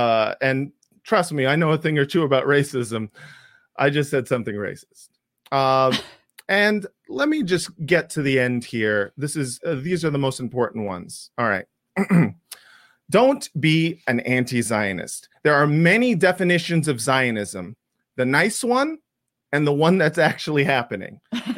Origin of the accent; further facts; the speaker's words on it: United States; As an American Jew